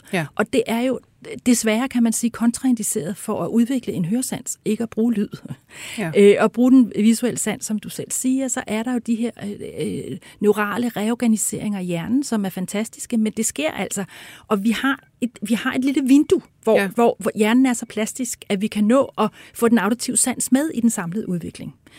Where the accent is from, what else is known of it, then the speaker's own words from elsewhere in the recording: Denmark; som danskere jo, altså vi er ja. jo i forvejen, er vi virkelig mumlende